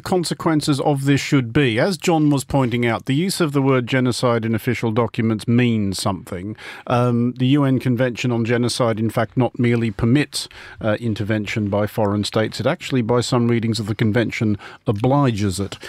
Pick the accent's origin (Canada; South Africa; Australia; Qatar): Australia; I am Australian